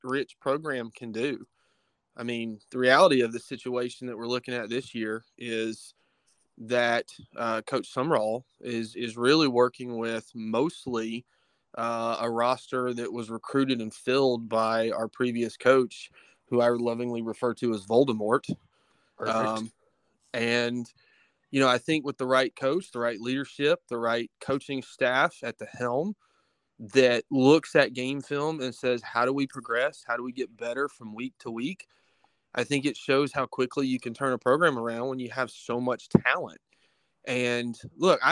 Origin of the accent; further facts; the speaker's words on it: Troy, Alabama, United States; grew up, born and raised in Troy, Alabama.